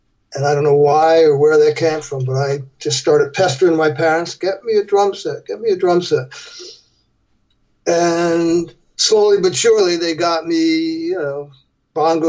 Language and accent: English; Plainfield, New Jersey, United States; in my hometown, there was a guy named George Clinton, went to my high school